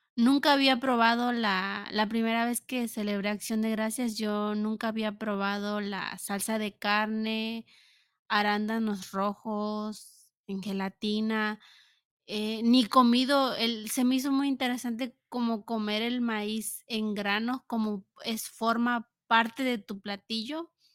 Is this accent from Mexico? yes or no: yes; Mexico; now in United States; como mexicana